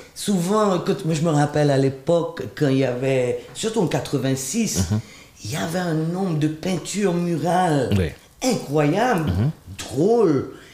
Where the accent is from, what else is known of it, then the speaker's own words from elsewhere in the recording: Switzerland; also born or lived in Haiti; même si j'ai été élevé en Suisse